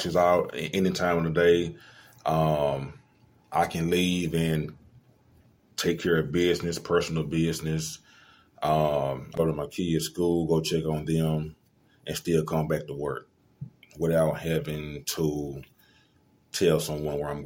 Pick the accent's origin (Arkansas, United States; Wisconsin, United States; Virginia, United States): Arkansas, United States; Little Rock; I'm from Little Rock, went to Mills High School.